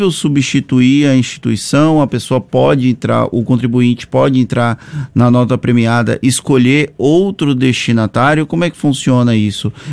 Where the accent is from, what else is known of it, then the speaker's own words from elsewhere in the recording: Valença, Brazil; no meu caso, eu tinha escolhido uma instituição da minha cidade natal, Valença